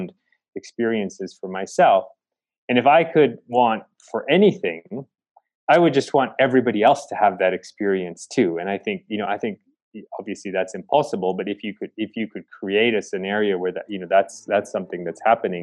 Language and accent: English; Chicago, Illinois, United States; moved away as an adult; also born or lived in India / Argentina; now in Kenya; I was born in Chicago. Primarily, I grew up in the suburbs of Chicago